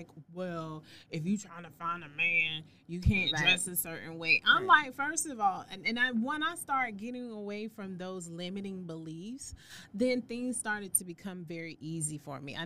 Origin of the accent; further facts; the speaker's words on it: the South, United States; I grew up in the South.